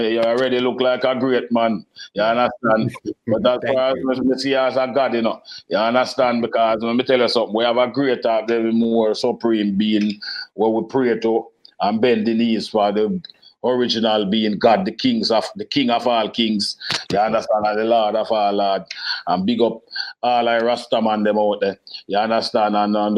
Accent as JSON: {"language": "English", "region": "Manchester Parish", "country": "Jamaica", "said": "from Galchester, Manchester."}